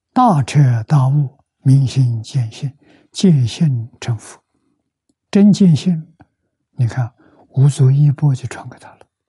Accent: China; moved away; also born or lived in Taiwan; 我们中国人常讲

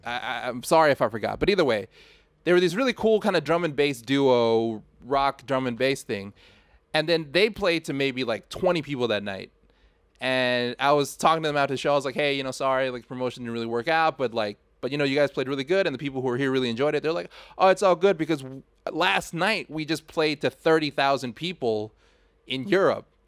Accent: Thailand; me growing up in Thailand

